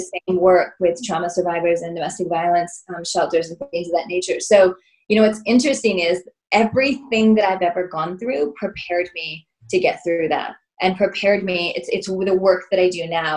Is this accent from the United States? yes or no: yes; Illinois, United States; moved away as an adult; also born or lived in Southern California; I was from Illinois